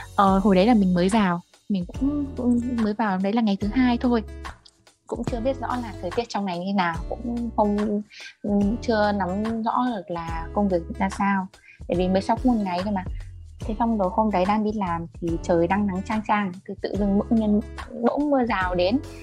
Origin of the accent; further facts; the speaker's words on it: Tuyên Quang, Vietnam; accent: northern; moved away as an adult; also born or lived in Thái Bình; tỉnh ở quê mình là tuyên quang